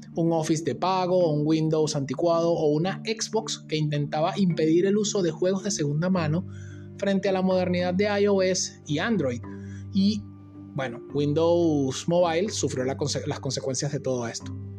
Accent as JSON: {"language": "Spanish", "country": "Venezuela", "said": "en mi país, en Venezuela"}